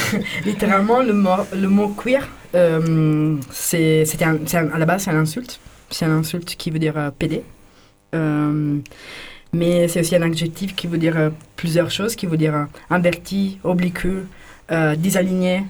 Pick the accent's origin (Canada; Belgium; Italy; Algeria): Italy; French is a second language; moved away as an adult; now in France; je viens d'Italie